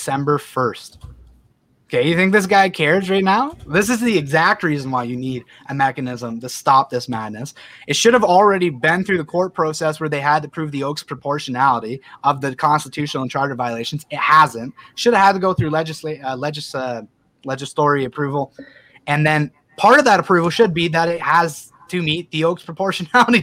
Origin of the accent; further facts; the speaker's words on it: Canada; as a Canadian population